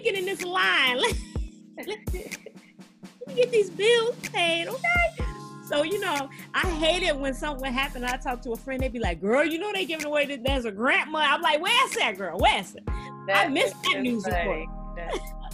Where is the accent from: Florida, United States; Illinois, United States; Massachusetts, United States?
Illinois, United States; Chicago; moved away as an adult; now in California, United States; I'm originally from Chicago. You know, I'm a black girl from the west side of Chicago